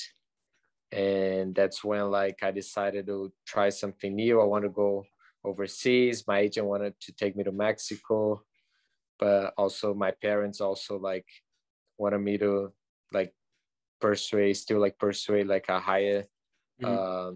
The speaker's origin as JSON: {"language": "English", "area": "just outside of Rio", "region": "Rio de Janeiro", "country": "Brazil", "tie": "born or raised there", "moved": "as an adult", "lives_now": "Chattanooga, United States", "said": "I'm from Brazil, from just outside of Rio"}